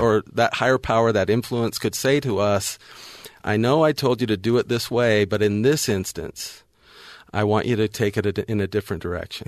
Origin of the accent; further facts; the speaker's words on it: North Las Vegas, Nevada, United States; I grew up in North Vegas